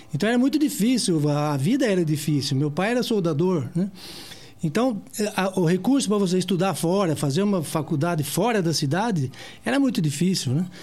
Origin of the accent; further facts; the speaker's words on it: Piracicaba, São Paulo, Brazil; eu nasci em Piracicaba